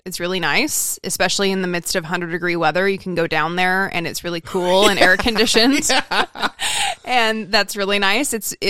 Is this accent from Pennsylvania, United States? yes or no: no; Idaho, United States; now in Southern California, United States; I remember when I moved to Southern California from Idaho and I got lost on the freeway and I like came home crying and I was like, I can't do this.